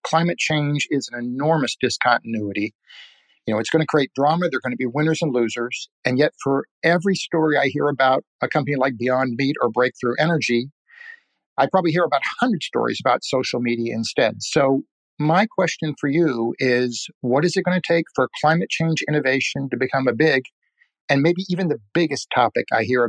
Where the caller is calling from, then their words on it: San Diego, California, United States; I'm calling from San Diego.